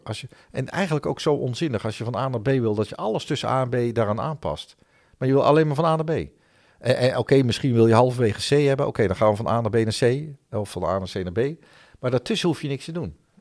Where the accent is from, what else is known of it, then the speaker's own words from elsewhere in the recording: Netherlands; also born or lived in Helmond; Wij zijn als Nederlanders